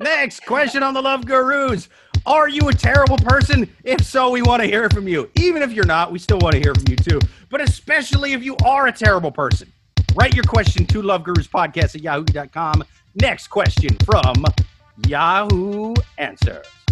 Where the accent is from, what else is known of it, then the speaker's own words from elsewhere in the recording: Midwest, United States; I'm from the Midwest